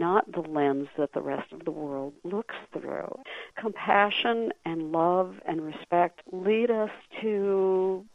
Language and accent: English; Cresco, Iowa, United States; moved away; I was raised Lutheran in Cresco, Iowa